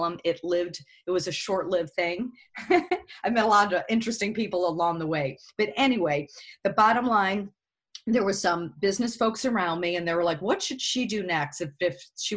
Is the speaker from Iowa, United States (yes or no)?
no; Chicago, Illinois, United States; I'm from Chicago. I worked at WGN Radio